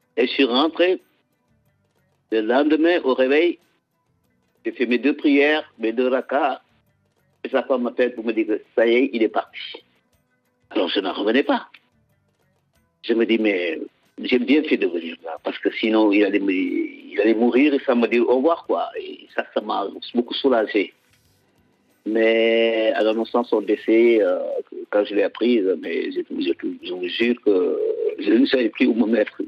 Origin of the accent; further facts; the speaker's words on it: Casamance, Senegal; le Sénégal, surtout la Casamance, notre région